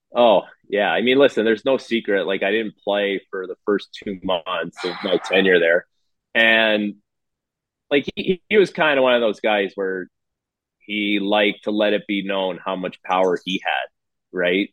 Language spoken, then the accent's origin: English; Toronto, Ontario, Canada; in my hometown